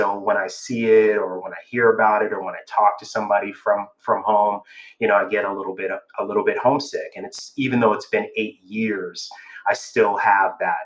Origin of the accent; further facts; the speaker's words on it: Miami, Florida, United States; moved away as an adult; also born or lived in London / Chicago; I'm from Miami, Florida, originally.